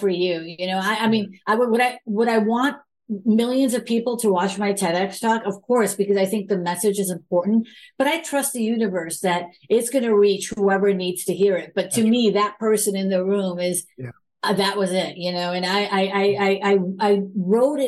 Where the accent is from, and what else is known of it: United States; born or raised there